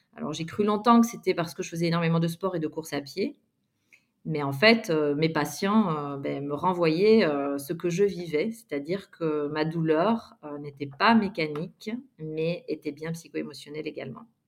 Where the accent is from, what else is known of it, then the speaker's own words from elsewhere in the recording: Belgium; moved away as an adult; also born or lived in Montpellier / Réunion / Guadeloupe / Australia; je suis originaire de Belgique et donc, j'ai grandi euh, en Belgique jusqu'à l'âge euh, ben voilà, de 22 ans.